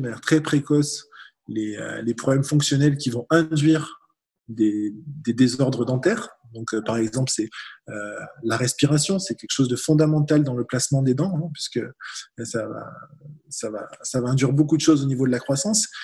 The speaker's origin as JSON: {"language": "French", "country": "France", "said": "on est beaucoup de Français dans cette situation"}